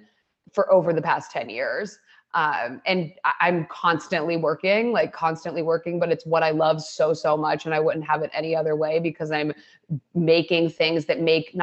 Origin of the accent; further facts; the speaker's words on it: Ohio, United States; moved away; I grew up in Ohio